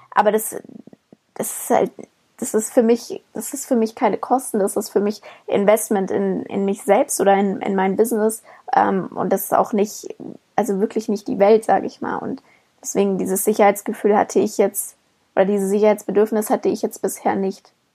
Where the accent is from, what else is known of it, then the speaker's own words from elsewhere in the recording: Germany; bei uns in Deutschland